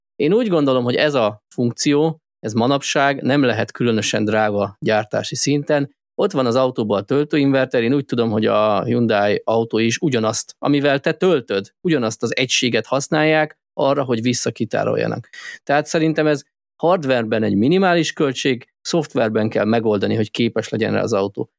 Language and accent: Hungarian; Hungary; magyarok vagyunk